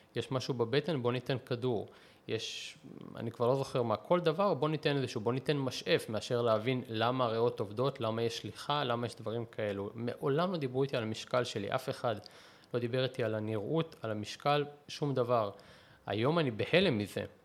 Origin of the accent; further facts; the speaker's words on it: Israel; also born or lived in Russia (Soviet Union); אני עליתי בגיל שנה וחצי, אז אי אפשר לקרוא לזה שגדלתי ברוסיה